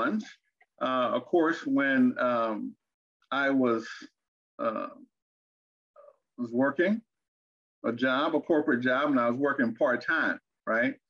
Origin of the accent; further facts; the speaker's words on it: Arkansas, United States; moved away; also born or lived in Fort Wayne, Indiana / Texas; I grew up in Arkansas and in Indiana, Fort Wayne, Indiana.